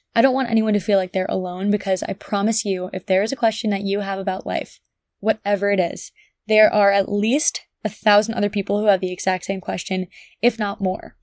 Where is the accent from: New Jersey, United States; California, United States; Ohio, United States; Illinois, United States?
New Jersey, United States; Ridgewood; moved away as an adult; also born or lived in Connecticut / Nashville, Tennessee; I grew up in Ridgewood, New Jersey